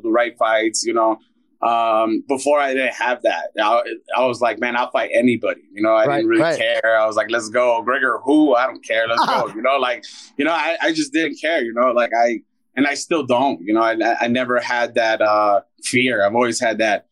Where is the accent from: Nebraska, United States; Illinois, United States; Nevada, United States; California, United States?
Illinois, United States; Chicago; I'm from Chicago, Illinois